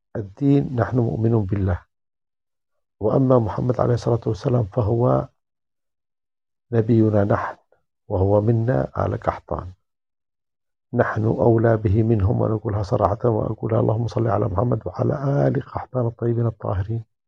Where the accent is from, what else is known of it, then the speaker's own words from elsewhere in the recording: Yemen; now in Germany; أنا من اليمن